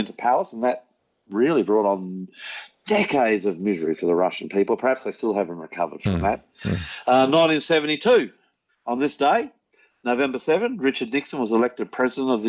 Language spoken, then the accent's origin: English; New Zealand; now in Brisbane, Australia; We're living in New Zealand. I'm an Australian. But we were living in New Zealand. I was brought up in New Zealand